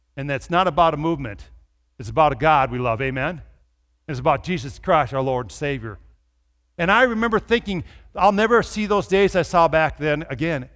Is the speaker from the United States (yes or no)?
yes; Minnesota, United States; I grew up in Minnesota